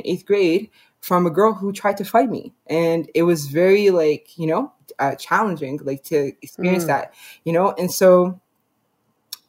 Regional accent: Canada; I was born and raised in Canada

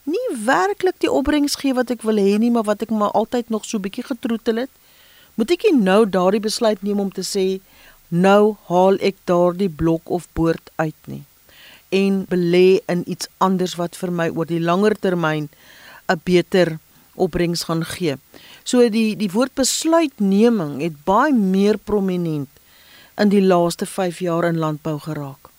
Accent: South Africa; ons as Afrikaners

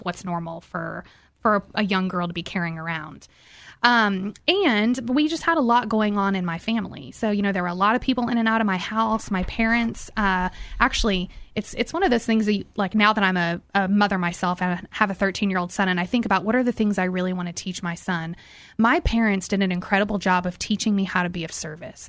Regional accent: Houston, Texas, United States; I grew up here in Houston, actually in Bel Air.

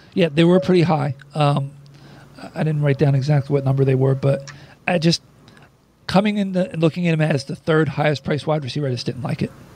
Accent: New Jersey, United States; I'm a Jerseyite. I'm born and raised in South Jersey.

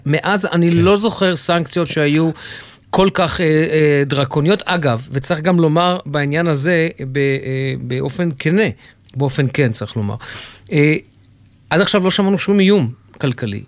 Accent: Jerusalem, Jerusalem District, Israel; אני גדלתי ילד בירושלים

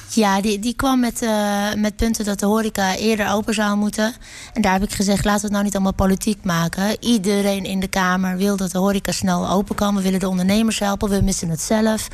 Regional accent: Netherlands; ik ben een Nederlander

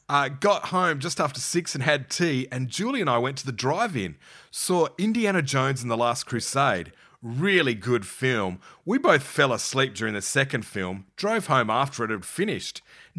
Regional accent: Adelaide, South Australia, Australia; And all my drive-in memories are of growing up in Adelaide. I have no memory of a Karratha drive-in.

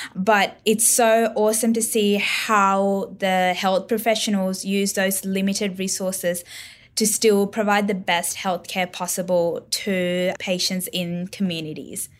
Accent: Northern Territory, Australia; growing up, N T has been very supportive of, like, everything I've done

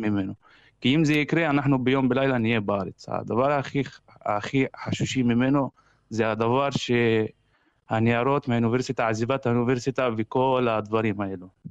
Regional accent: Kafr Qasim, Central District, Israel; moved away as an adult; now in Kharkiv, Ukraine; אני מכפר קאסם

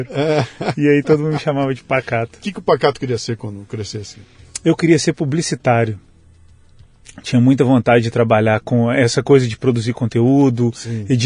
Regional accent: Belo Horizonte, Minas Gerais, Brazil; also born or lived in Rio de Janeiro / São Paulo / Porto Alegre / Maceió; Eu vim de Belo Horizonte, mas eu já morei cinco anos no Rio.

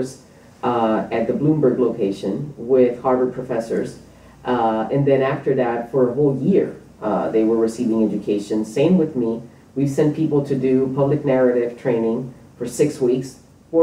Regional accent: Puerto Rico; moved away as an adult; also born or lived in New York; now in Topeka, United States; I was born in New York, raised in Puerto Rico, and I've been in Kansas for almost half of my life now

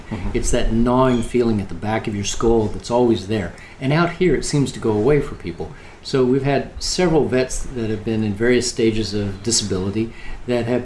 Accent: Oklahoma, United States; I grew up in Oklahoma

